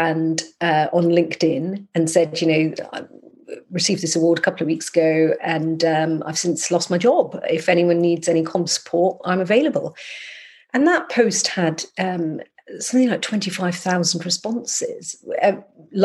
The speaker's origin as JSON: {"language": "English", "region": "Scotland", "country": "United Kingdom", "moved": "yes", "said": "When I lived in Scotland, I'm from Scotland"}